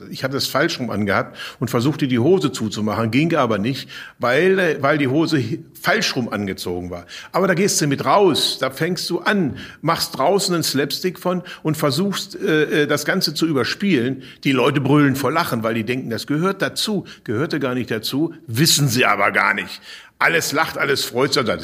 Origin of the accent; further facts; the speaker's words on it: Hannover, Lower Saxony, Germany; bei uns in Hannover